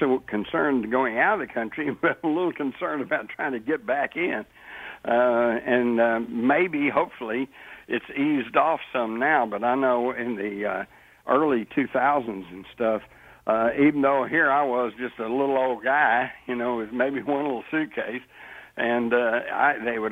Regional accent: Texas, United States; growing up in Texas

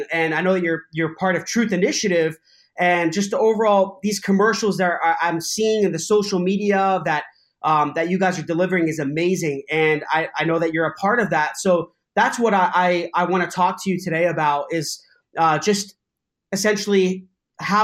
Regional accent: Cyprus; I'm actually from Cyprus. So I'm 100% Greek Cypriot

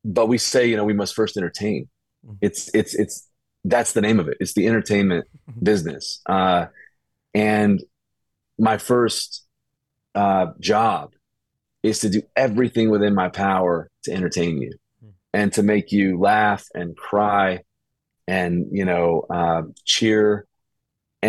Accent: Birmingham, Alabama, United States; I was raised in Birmingham, Alabama, which is like the buckle of the Bible Belt

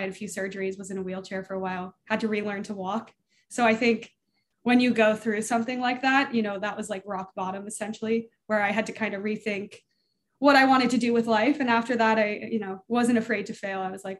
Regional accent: Colorado, United States; I grew up in Colorado

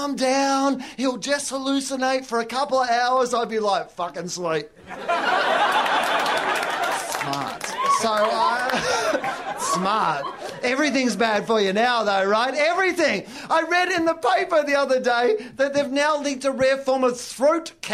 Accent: Australia; I'm from Australia

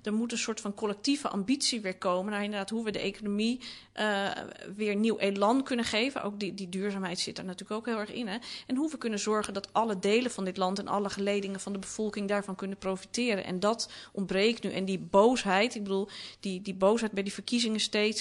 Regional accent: Amsterdam, North Holland, Netherlands; Ik ben opgegroeid in de Watergaasmeer.

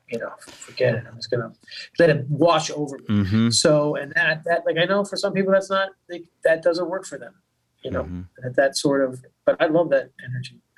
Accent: South Florida, United States; moved away; also born or lived in Boston; I grew up in South Florida

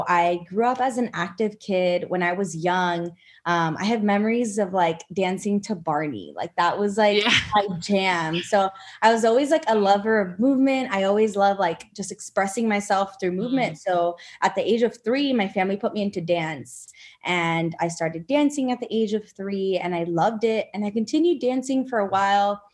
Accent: Miami, Florida, United States; moved away as an adult; now in Austin, United States; I'm actually from South Florida. Yeah, I'm from Miami

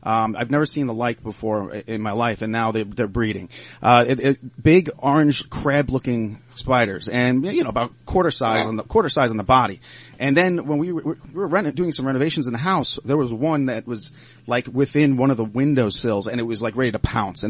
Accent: Long Island, New York, United States; also born or lived in Cooperstown, New York; now in Pittsburgh, United States; I'm from Long Island, actually, and I'm a transplant here in Pittsburgh

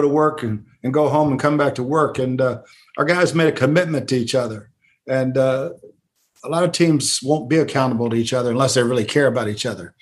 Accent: Wanaque, New Jersey, United States; also born or lived in Paterson, New Jersey; I was born in Patterson at St. Joe's Hospital and grew up in Wanacue

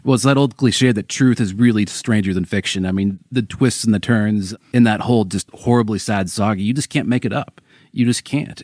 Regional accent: Seattle, Washington, United States; now in Los Angeles, United States; I'm from Seattle

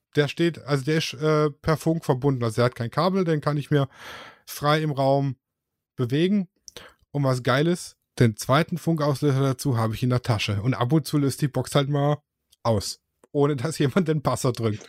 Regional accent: Swabia, Germany; Ich bin ja Schwabe.

